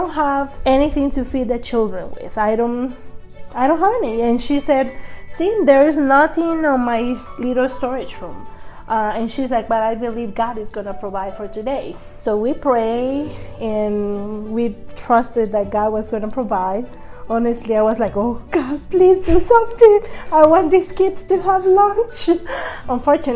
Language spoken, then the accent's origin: English; Guatemala; I am from Guatemala